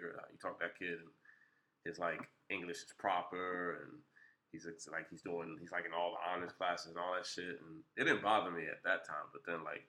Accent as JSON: {"language": "English", "town": "West Orange", "region": "New Jersey", "country": "United States", "tie": "born or raised there", "said": "growing up in West Orange"}